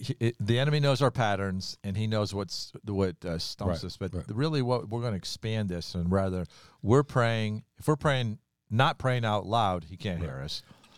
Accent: New York, United States; I'm from New York, and we don't wait for that.

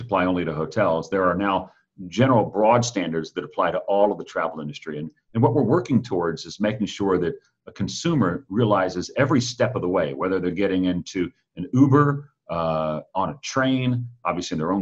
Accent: Atlanta, Georgia, United States; moved away as an adult; now in Washington, D.C., United States; I had the chance to be back in my hometown of Atlanta just for a day this past Friday

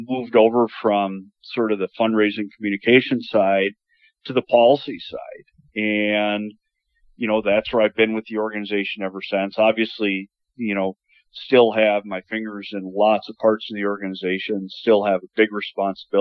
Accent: St. Paul, Minnesota, United States; now in Bismarck, United States; I grew up just outside of St. Paul.

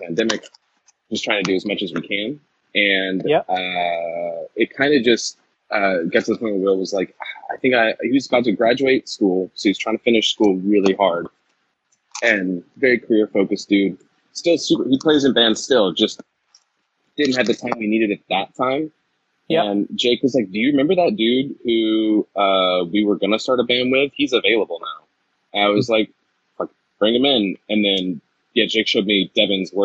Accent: North Carolina, United States; also born or lived in Georgia; now in New England, United States; I'm originally from North Carolina

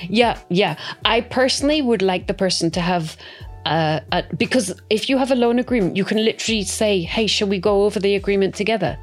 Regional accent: Scotland, United Kingdom; I'm brought up not to like debt. I'm 100%, you know, I come from Scotland.

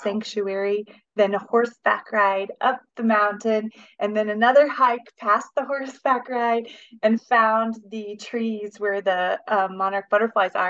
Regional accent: Yorktown, Indiana, United States; moved away as an adult; also born or lived in Claypool, Indiana / Germany; now in Carmel, United States; I was born in Claypool, Indiana, which is up in northern Indiana. And then my family moved to the Yorktown, Muncie area when I was about six or seven. And uh, grew up there

